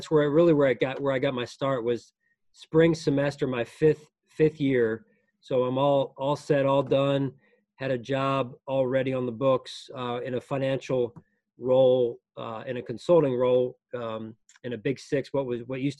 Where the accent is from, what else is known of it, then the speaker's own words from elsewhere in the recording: Lansdale, Pennsylvania, United States; I grew up outside of Philadelphia in a suburb called Lansdale.